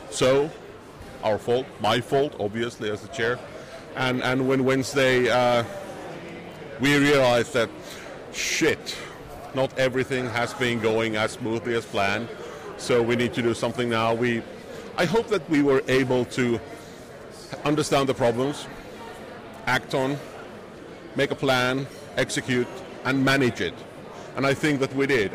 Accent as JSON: {"language": "English", "town": "Helsinki", "region": "Uusimaa", "country": "Finland", "tie": "born or raised there", "said": "this is my hometown"}